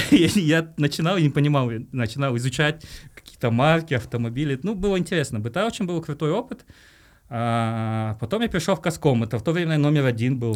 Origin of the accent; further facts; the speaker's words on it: Tashkent, Uzbekistan; moved away as an adult; now in Kazakhstan; я сам родился в Ташкенте на самом деле и э, Э, здесь недалеко жил, э, на Айбек, и ходил в 110-ю школу